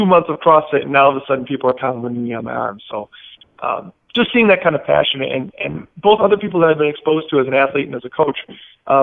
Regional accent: Milwaukee, Wisconsin, United States; also born or lived in Chicago, Illinois; I'm originally from Wisconsin, so just north of the border outside of Milwaukee. Born in Chicago, but moved to Milwaukee pretty young

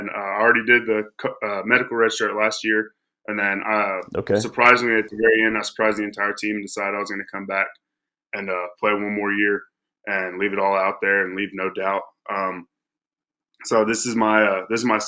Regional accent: Clyde, Texas, United States; Originally, I'm from Clyde

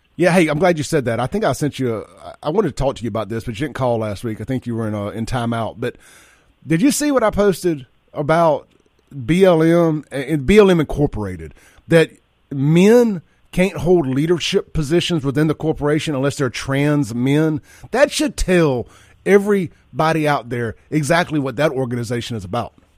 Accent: Jackson, Mississippi, United States; my buddy Chance Shepherd, who I grew up with over in South Jackson back in the day

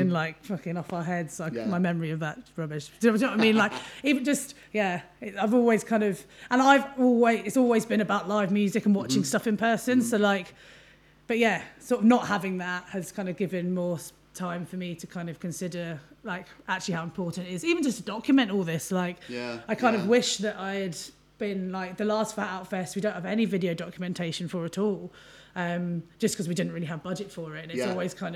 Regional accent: Milton Keynes, South East England, United Kingdom; moved away as an adult; now in Manchester, United Kingdom; I moved to Manchester in 2007, and I grew up in Milton Keynes, moved up here for uni

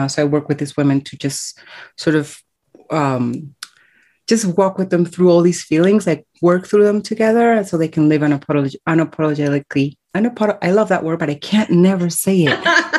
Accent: Colombia; born there

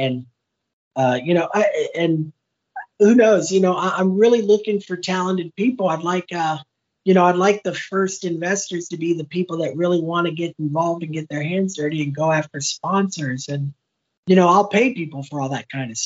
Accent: Westerville, Ohio, United States; also born or lived in Medina, Ohio; now in Cape Coral, United States; I grew up in Westerville, but my family grew up in Orrville

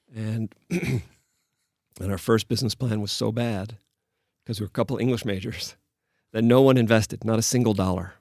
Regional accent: Chicago, Illinois, United States; moved away as an adult; also born or lived in Paris, France; now in Prague, Czech Republic; I'm from Chicago

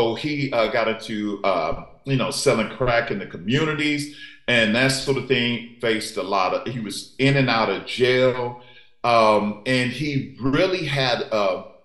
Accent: St. Louis, Missouri, United States; I'm a Midwest kid, so I grew up in St. Louis

